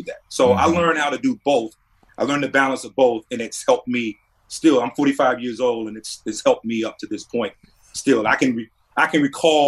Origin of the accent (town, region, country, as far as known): North Carolina, United States; born or raised there